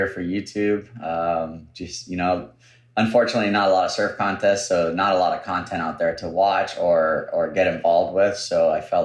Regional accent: North Shore, Oahu, Hawaii, United States; born and raised on the North Shore. I was born in Kahuku Hospital, 1983

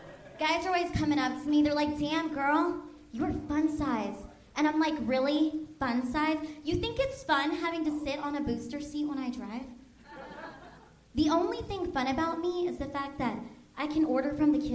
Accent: Philippines; People are like, are you a midget? And I'm like, no, I am Filipino.

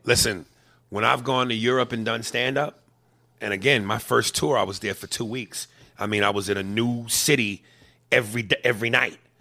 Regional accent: United States; I'm American

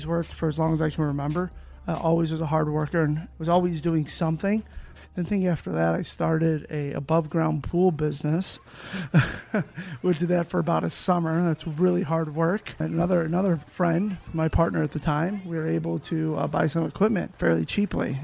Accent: Chicago, Illinois, United States; I grew up in Chicago, right outside of Chicago.

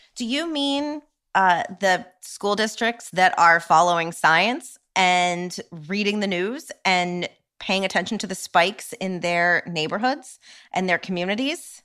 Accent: New York, United States; as a New Yorker

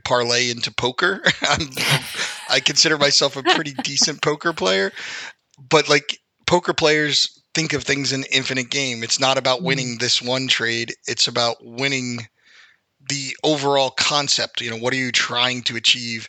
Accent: North Carolina, United States; now in New York, United States; I actually was born in New York, but grew up in North Carolina.

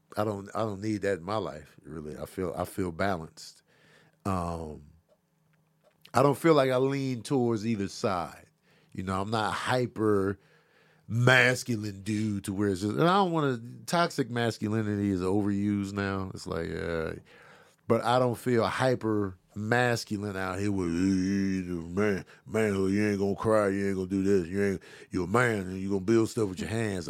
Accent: Chicago, Illinois, United States; I grew up in Chicago, South Side.

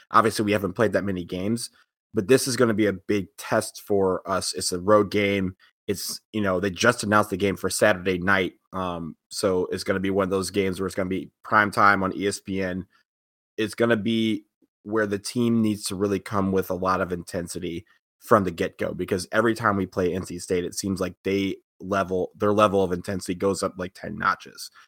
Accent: Detroit, Michigan, United States; moved away; my hometown

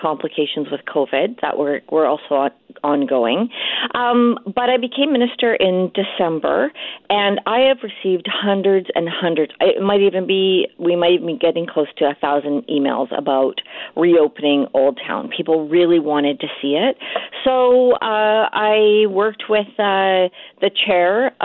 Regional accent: South Vancouver Island, British Columbia, Canada; I'm from the South Island

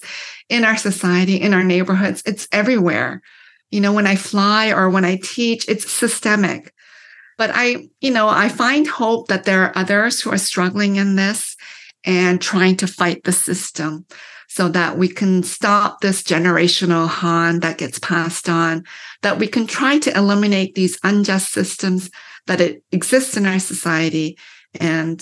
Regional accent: London, Ontario, Canada; moved away as an adult; also born or lived in Korea; now in United States; I grew up in London, Ontario, which is known as like the snow belt

